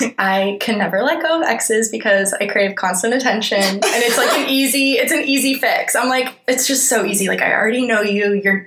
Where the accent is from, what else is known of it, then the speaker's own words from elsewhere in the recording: Dallas, Texas, United States; now in New York, United States; I was at home in Dallas